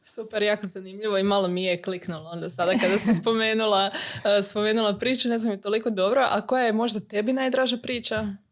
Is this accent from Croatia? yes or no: yes; Croatia; kod nas u Hrvatskoj